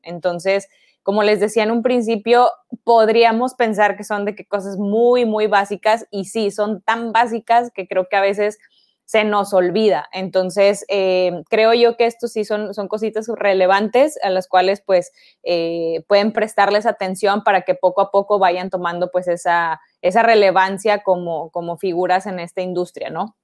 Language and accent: Spanish; Ciudad Victoria, Tamaulipas, Mexico; moved away as an adult; now in Monterrey, Mexico; Me vine para acá porque yo soy de Ciudad Victoria, entonces este, me vine para, para estudiar acá en Monterrey